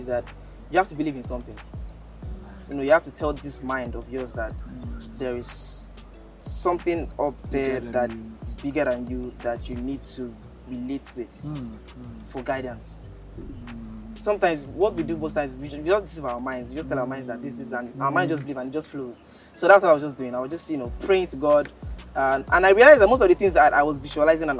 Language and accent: English; Abeokuta, Ogun State, Nigeria; moved away as an adult; also born or lived in Osun State / Lagos; I grew up in Abeokuta